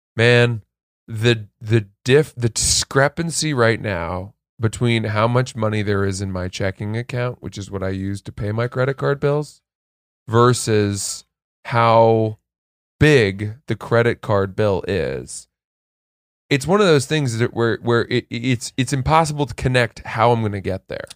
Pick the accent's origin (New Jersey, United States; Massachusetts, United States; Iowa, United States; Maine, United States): Maine, United States; Portland, Maine, near my hometown in Maine